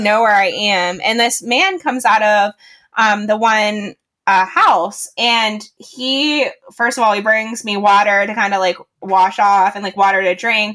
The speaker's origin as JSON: {"language": "English", "town": "Pittsburgh", "region": "Pennsylvania", "country": "United States", "said": "I'm from Pittsburgh, Pennsylvania"}